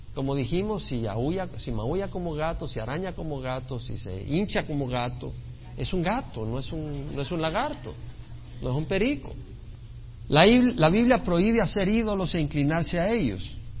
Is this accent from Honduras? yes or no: no; El Salvador; now in United States; yo nací en El Salvador y amo a mi país El Salvador